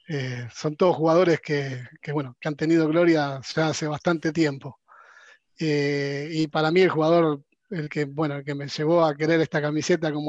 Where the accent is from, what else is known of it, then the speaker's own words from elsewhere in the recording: Buenos Aires, Argentina; soy de Buenos